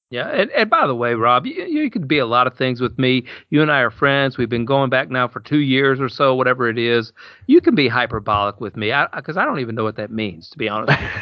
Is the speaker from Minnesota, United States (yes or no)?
no; Alabama, United States; I'm from Alabama